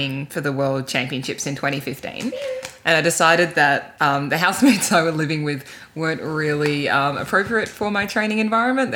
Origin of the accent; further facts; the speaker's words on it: Canberra, Australian Capital Territory, Australia; I grew up in Canberra as a very, keen and active swimmer.